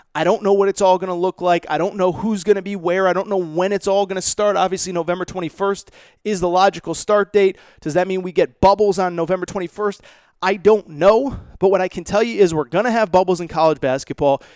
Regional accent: Connecticut, United States; Mohegan Sun, which is not far from where I grew up in Connecticut

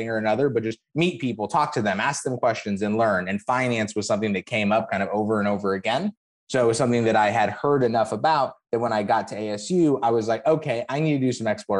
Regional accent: Phoenix, Arizona, United States; moved away as an adult; also born or lived in New York; now in Miami, United States; I'm originally from Phoenix, Arizona. Grew up out there, went to high school, college out there

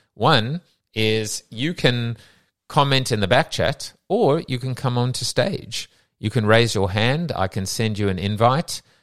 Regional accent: South Africa; moved away; we're both from South Africa

